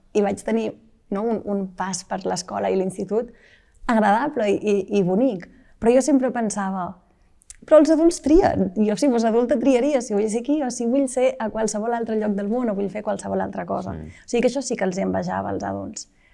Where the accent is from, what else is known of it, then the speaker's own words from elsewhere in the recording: Malla, Catalonia, Spain; also born or lived in Vic; jo vaig néixer a Vic, però bé, dos dies després vaig anar cap a, cap a, cap a Malla, en una casa de, de pagès, que és la casa on, on viuen els meus pares